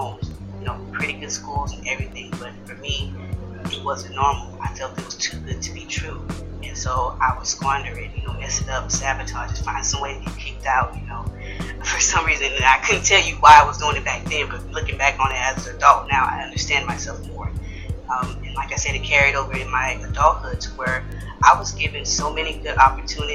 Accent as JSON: {"language": "English", "town": "Houston", "region": "Texas", "country": "United States", "tie": "born or raised there", "also_born_or_lived": "Third Ward, Houston", "said": "being from the same place he's from, I'm from Fifth Ward, but I also spent time in Third Ward as a kid"}